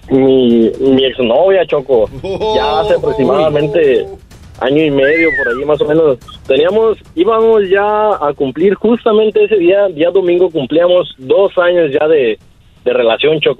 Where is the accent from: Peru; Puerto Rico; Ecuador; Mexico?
Mexico; Michoacán; soy de Michoacán, orgullosamente.